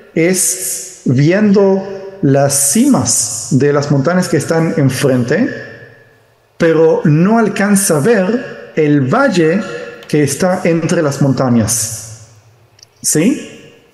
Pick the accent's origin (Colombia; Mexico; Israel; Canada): Israel; yo nací en Israel, pero eh, mis padres son judíos de eh, Argentina